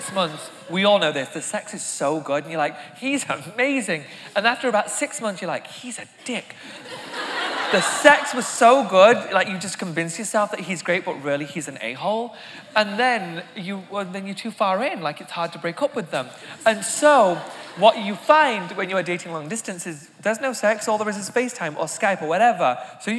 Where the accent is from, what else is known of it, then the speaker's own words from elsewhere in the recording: England, United Kingdom; now in United States; I come from England